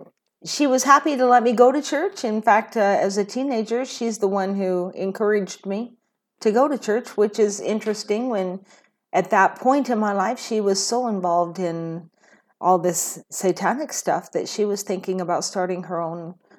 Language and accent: English; Kelso, Washington, United States; I was born and raised on the western side of Washington. I grew up in Kelso Longview area, and I lived there pretty much all my life until I think it was 2014, we moved over to the eastern side of Washington.